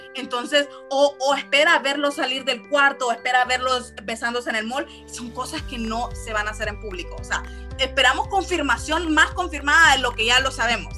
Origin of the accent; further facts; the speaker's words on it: San Pedro Sula, Cortés, Honduras; somos de San Pedro Sula